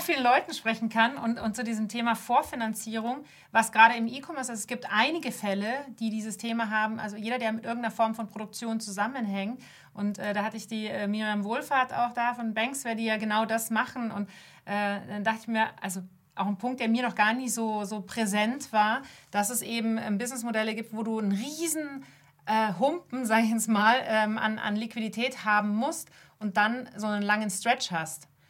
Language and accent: German; Munich, Bavaria, Germany; ich bin Münchner Kind, ich, ich komme hierher, meine Familie ist urbayerisch